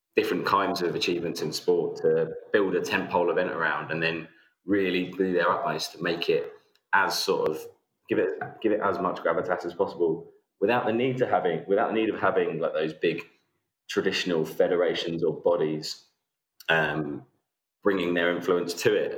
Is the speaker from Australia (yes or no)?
no; England, United Kingdom; as an Englishman